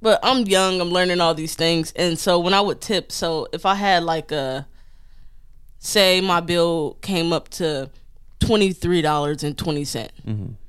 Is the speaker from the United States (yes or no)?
yes; Detroit, Michigan, United States; moved away as an adult; also born or lived in Long Island; growing up in Detroit and then joining the military